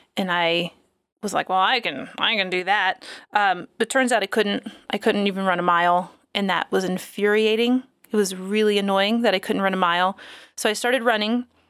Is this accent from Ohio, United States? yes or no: no; Florida, United States; I'm from Florida.